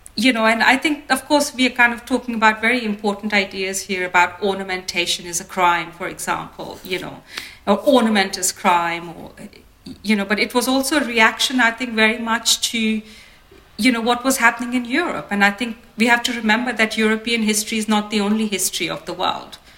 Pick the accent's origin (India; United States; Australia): India; as an Indian designer